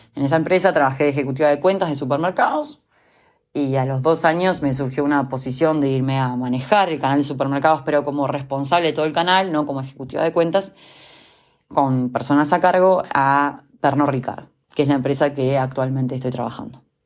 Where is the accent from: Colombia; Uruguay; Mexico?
Uruguay; also born or lived in Montevideo, Uruguay / Germany; yo soy uruguaya, vivo en la ciudad de Montevideo.